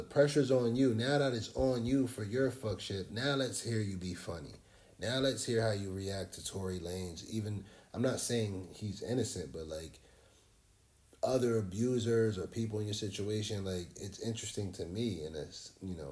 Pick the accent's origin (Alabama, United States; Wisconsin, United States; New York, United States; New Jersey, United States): New Jersey, United States; We're from Jersey